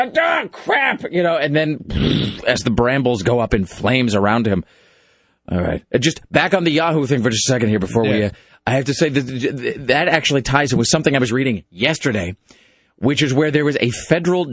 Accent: Kennewick, Washington, United States; growing up in Kennewick

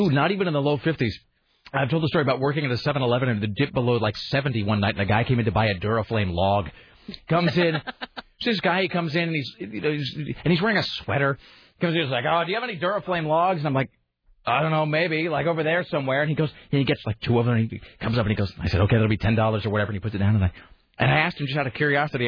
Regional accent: Kennewick, Washington, United States; moved away; also born or lived in Utah / San Diego; growing up in the Northwest and growing up in, in Washington

